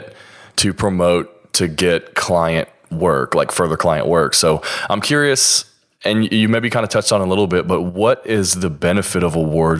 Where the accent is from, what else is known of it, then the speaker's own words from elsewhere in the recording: the South, United States; Because I'm from the South, obviously.